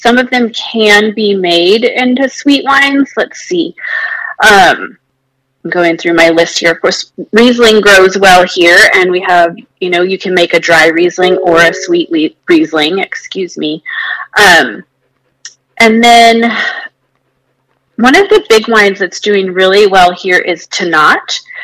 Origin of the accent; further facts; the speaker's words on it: Paso Robles, California, United States; now in Texas, United States; I'm from Paso Robles